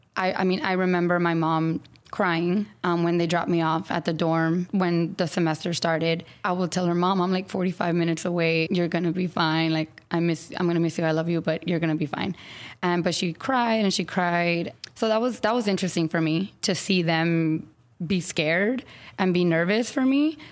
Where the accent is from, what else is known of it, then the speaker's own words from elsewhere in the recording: San Antonio, Texas, United States; now in Austin, United States; I grew up in San Antonio